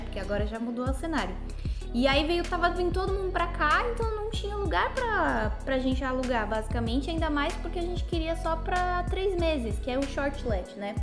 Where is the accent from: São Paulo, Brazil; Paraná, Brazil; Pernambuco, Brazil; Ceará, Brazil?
São Paulo, Brazil; tenho 23 anos e ambos somos de São Paulo, capital